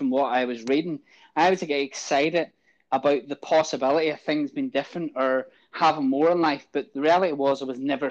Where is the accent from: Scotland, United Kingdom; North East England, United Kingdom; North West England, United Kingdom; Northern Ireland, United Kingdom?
Northern Ireland, United Kingdom; Ballymena; I was born in Ballymena, lived in Ballymena, grew up in like a kind of a house in the state area